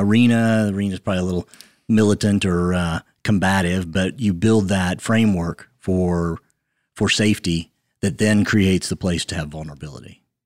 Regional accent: Western Kansas, United States; I grew up in a small town in Western Kansas. I have one brother. He's older than I am

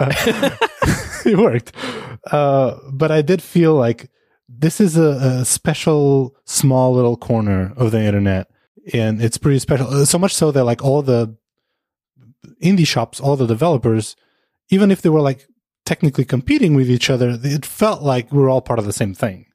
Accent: Portugal; moved away; also born or lived in Amsterdam, Netherlands; originally I'm from Portugal, but we moved to the Netherlands to Amsterdam

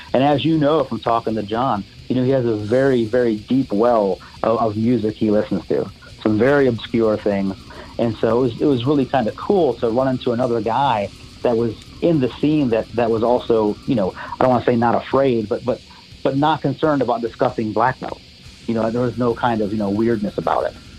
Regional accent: Monroe, Michigan, United States; now in Knoxville, United States; I was born in Monroe, Michigan

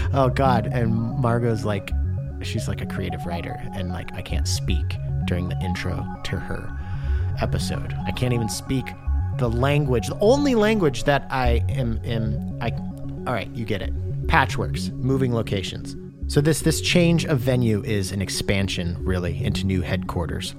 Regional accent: Washington, United States; also born or lived in Michigan; I grew up in Washington State

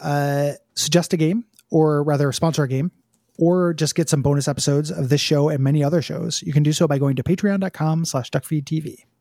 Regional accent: United States; I was born in America

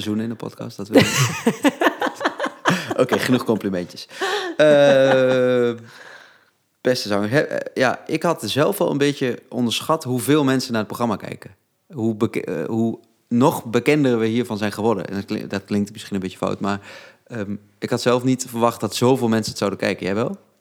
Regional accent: Netherlands; ik kom uit Harveld.

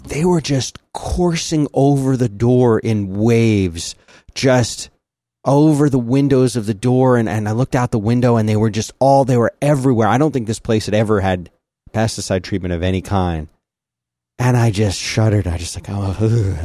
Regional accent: Philadelphia, Pennsylvania, United States; also born or lived in Florida; now in Texas, United States; I grew up in Philly

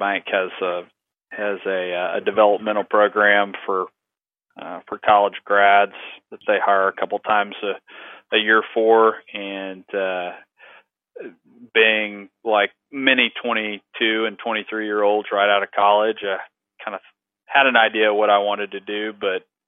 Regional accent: East Bernard, Texas, United States; born or raised there; also born or lived in Houston, Texas

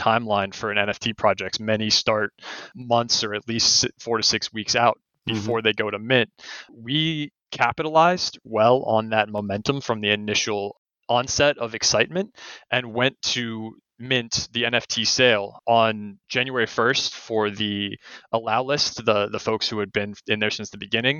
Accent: Southern Oregon, United States; I grew up in Southern Oregon

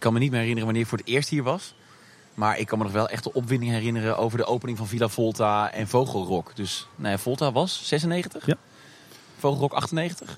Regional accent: Tilburg, North Brabant, Netherlands; moved away as an adult; also born or lived in Hilversum / Amsterdam; geboren in 1988 in Tilburg. Ehm, daar komt ook meteen de link met eh, de Efteling vandaan. Want eh, nou ja, je hoort het eh, weinig aan me, maar ik kom uit Brabant. Ik ben een Brabo. En geboren en getogen hier

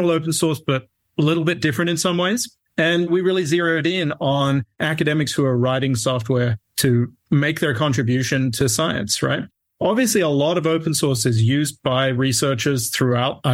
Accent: Australia; accent: Australian; moved away as an adult; now in United States; I grew up in Australia

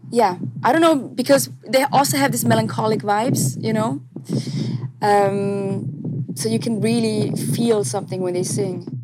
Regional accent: Switzerland; English is a second language; I was born and raised in Switzerland

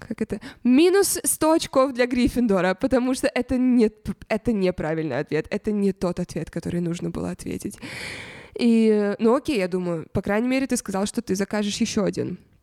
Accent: Russia; откуда я, я говорю, из России

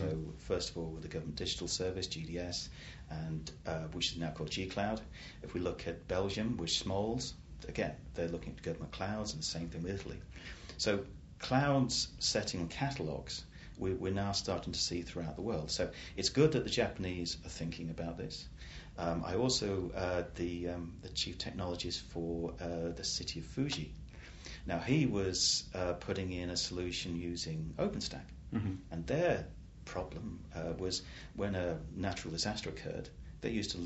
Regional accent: England, United Kingdom; I'm just an Englishman

